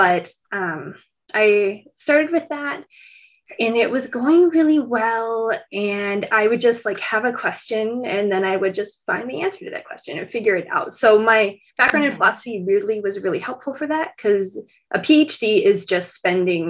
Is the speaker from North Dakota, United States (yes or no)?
yes; North Dakota, United States; moved away as an adult; also born or lived in Australia; living in Australia, even though I'm from North Dakota